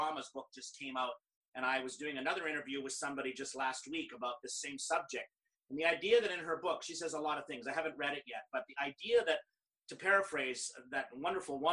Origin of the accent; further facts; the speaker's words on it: Canada; I'm Canadian